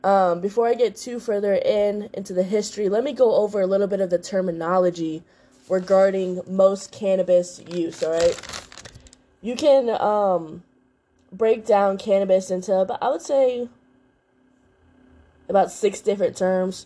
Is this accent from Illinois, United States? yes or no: yes; Chicago, Illinois, United States; now in North Carolina, United States; I'm in Chicago currently right now. Y'all know I live in North Carolina, but I love my hometown